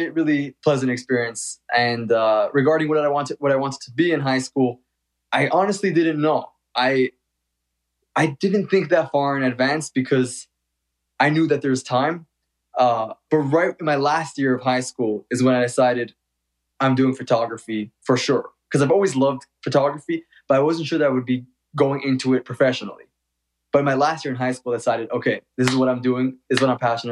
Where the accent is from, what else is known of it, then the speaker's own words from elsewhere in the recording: New York City, New York, United States; moved away as an adult; now in Los Angeles, United States; I was born and raised in Brooklyn.